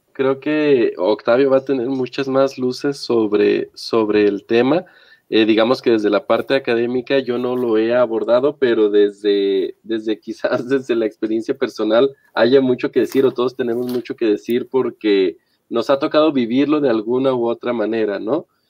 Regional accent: Mexico; en el entorno rural, que pues es donde yo nací, donde me desenvolví en buena parte de mi vida

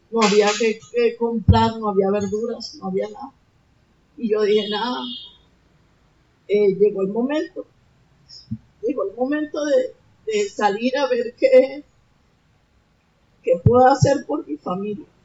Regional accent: Caracas, Capital District, Venezuela; moved away as an adult; now in Santa Marta, Colombia; yo vengo de Venezuela, del distrito capital, Caracas, y de verdad que yo nunca en ningún momento pensé en salir de mi país porque bueno, yo tengo a mi madre todavía allá, mi padre, eh, mi hijo menor vive allá

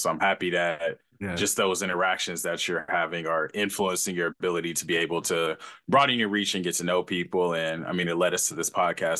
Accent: Los Angeles, California, United States; now in San Diego, United States; I'm actually from LA. I got to make sure I'm from LA.

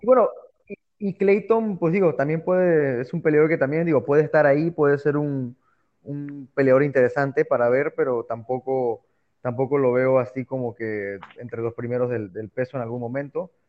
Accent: Mexico; soy orgullosamente mexicano

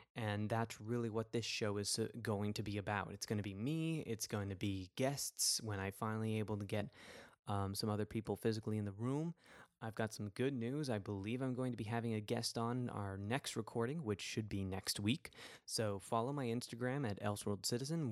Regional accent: New York City, New York, United States; my hometown

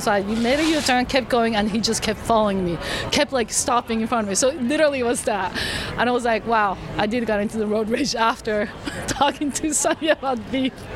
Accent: Japan; I'm from Japan

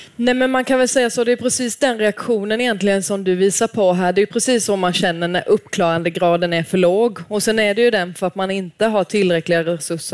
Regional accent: Småland, Sweden; jag är smålänning

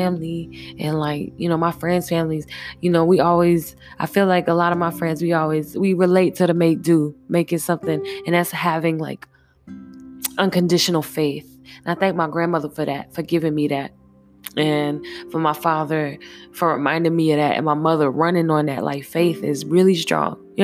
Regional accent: Jacksonville, Florida, United States; also born or lived in Virginia; I'm from Duval County, so, you know what I'm saying, by way of Virginia. So I grew up having to be sharp with the tongue

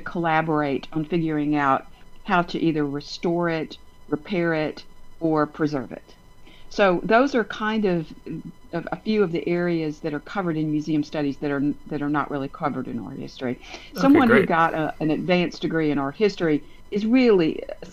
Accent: Montgomery, Alabama, United States; also born or lived in Texas / Washington, D.C.; I was born in Texas, but I was raised in Montgomery

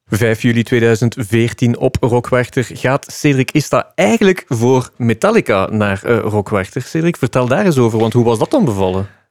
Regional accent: Flanders, Belgium; als Vlamingen

